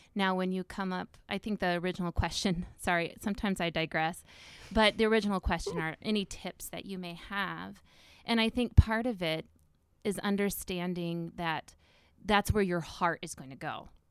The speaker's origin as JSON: {"language": "English", "region": "Northwest Iowa", "country": "United States", "tie": "born or raised there", "said": "I grew up in Northwest Iowa"}